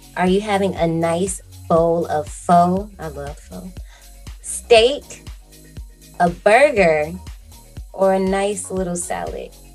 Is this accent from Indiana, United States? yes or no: yes; Gary, Indiana, United States; moved away as an adult; So I worked at one in my hometown in Gary, Indiana.